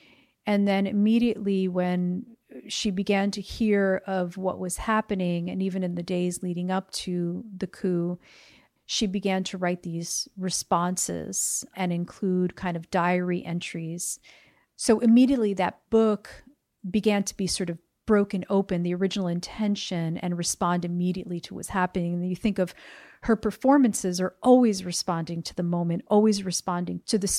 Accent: Paterson, New Jersey, United States; now in El Paso, United States; And I am originally from New Jersey, so not too far from where we're sitting right now. And that seems relevant to me. Paterson, New Jersey specifically

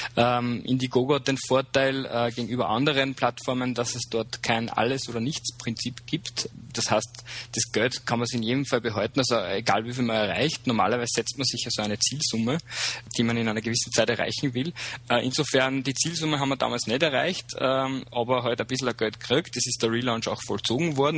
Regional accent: Upper Austria, Austria; moved away as an adult; also born or lived in Vienna; ich bin gebürtiger Oberösterreicher, äh, lebe seit einem Jahr wieder da, war früher, äh, also war vorher in Wien

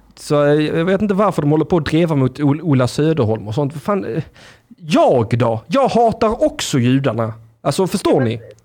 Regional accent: Blekinge, Sweden; moved away; Blekinge, där vi kommer ifrån, där, där vi hör hemma

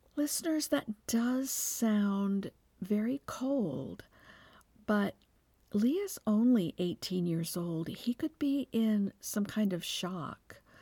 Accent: Texas, United States; I'm from Texas, where football is the state religion

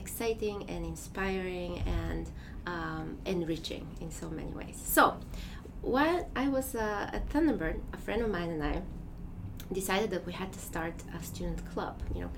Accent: Bulgaria; English is a second language; moved away as an adult; now in United States; I am from Bulgaria. And so I grew up there

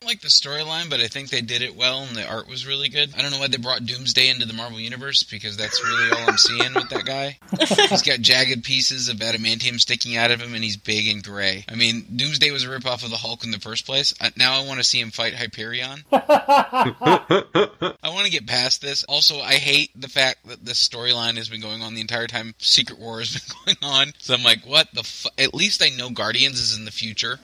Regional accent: the South, United States; I grew up in the South and they play football

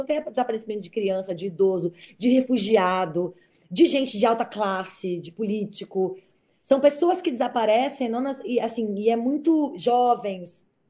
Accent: São Paulo, Brazil; Eu, como sou paulista

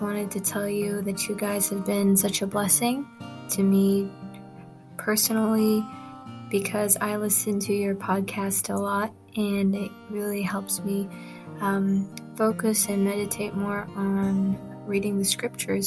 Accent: Philippines; now in Cambodia; I'm a Filipino missionary living in Cambodia

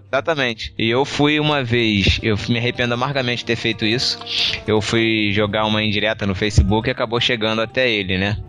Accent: Rio de Janeiro, Brazil; eu sou carioca

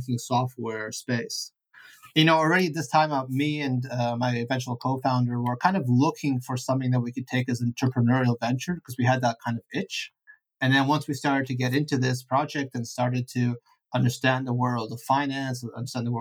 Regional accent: Vancouver, British Columbia, Canada; English is a second language; moved away as an adult; also born or lived in Ukraine / Italy / Pittsburgh, United States; I grew up in Vancouver. I went to school there.

